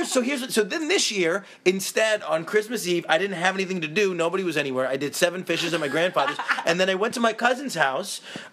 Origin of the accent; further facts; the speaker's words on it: Syracuse, New York, United States; we're from Syracuse